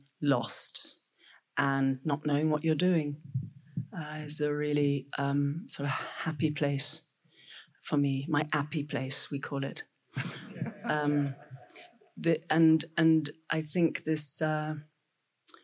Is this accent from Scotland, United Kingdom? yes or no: yes; Scotland, United Kingdom; being a Scot